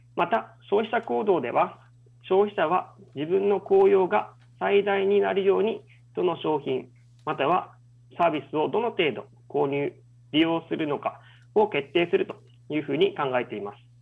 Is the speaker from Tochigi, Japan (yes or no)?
no; Kitanakagusuku Village, Okinawa, Japan; moved away as an adult; also born or lived in Tokyo, Japan / Kyushu, Japan; 私は北長城村の出 身で、大学卒業まで沖縄におりました